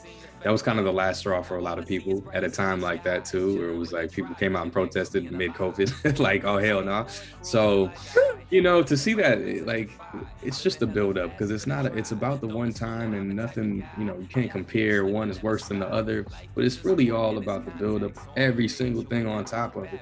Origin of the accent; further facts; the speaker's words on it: the South, United States; moved away; I grew up in the South too